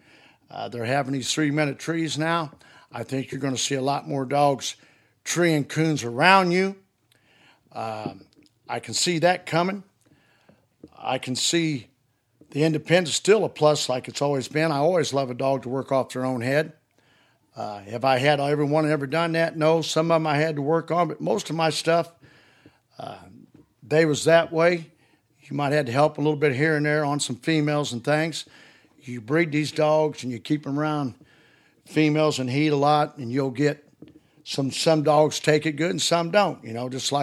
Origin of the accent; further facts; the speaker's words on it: Highland, Illinois, United States; also born or lived in Greenville, Illinois; Yeah, I was raised up around Highland, Illinois, and Greenville, Illinois.